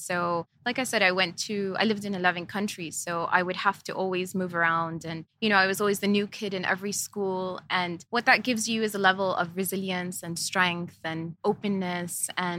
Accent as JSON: {"language": "English", "country": "Jordan", "also_born_or_lived": "Lebanon", "said": "And so we lived in 11 countries. So growing up, I moved around quite a lot. I am originally Jordanian."}